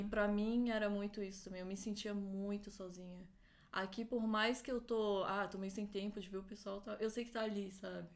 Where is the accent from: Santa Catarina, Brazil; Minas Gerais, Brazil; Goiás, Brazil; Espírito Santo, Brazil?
Santa Catarina, Brazil; Florianópolis; moved away as an adult; now in São Paulo, Brazil; Eu nasci em Florianópolis, cresci lá, morei um tempo em São Paulo